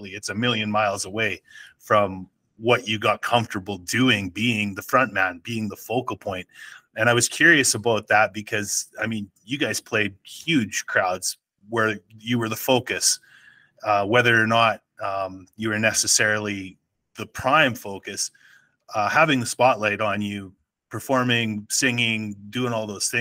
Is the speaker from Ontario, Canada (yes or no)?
no; Saskatchewan, Canada; now in Calgary, Canada; I'm out in Calgary. I'm originally from Saskatchewan